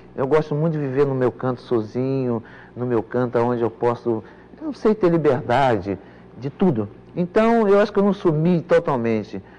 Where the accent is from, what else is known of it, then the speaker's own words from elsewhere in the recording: Pau Grande, Rio de Janeiro, Brazil; quando eu jogava lá na minha terra, em Pau Grande